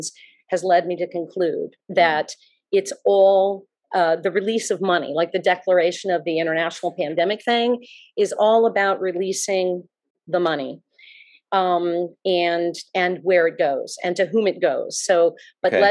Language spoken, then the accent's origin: English; South Florida, United States; moved away as an adult; also born or lived in Manhattan, New York / Virginia; I was born and raised in South Florida, but I was gone for 30 years